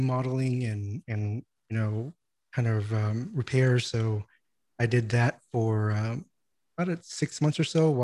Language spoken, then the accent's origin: English; Houston, Texas, United States; also born or lived in Vietnam; I grew up in Houston, Texas, but I was born in Vietnam